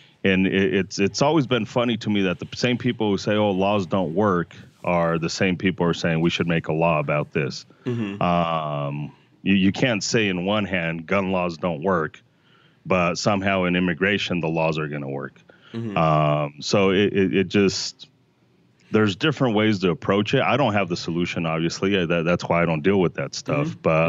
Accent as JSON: {"language": "English", "town": "Denver", "region": "Colorado", "country": "United States", "tie": "born or raised there", "said": "Yeah, I was born and raised here in Denver, but we did have to go back to Mexico."}